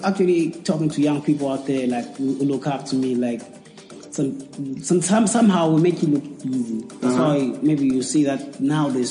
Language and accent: English; Zimbabwe; we came from South Africa, but Ndebele